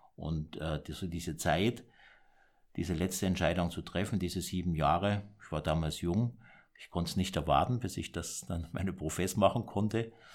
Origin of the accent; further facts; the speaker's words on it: Kandern, Baden-Württemberg, Germany; ich bin im Süddeutschland geboren, im Dreiländereck Deutschland, Frankreich, äh, Schweiz, mhm. in Kandern und da bin ich aufgewachsen.